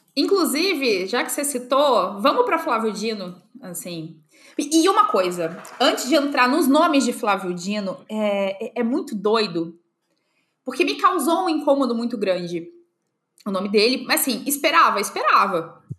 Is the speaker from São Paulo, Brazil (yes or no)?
no; Volta Redonda, Rio de Janeiro, Brazil; moved away as an adult; now in Santa Catarina, Brazil; eu sou do estado do Rio, se Volta Redonda, é, se a região que, que eu nasci, que eu cresci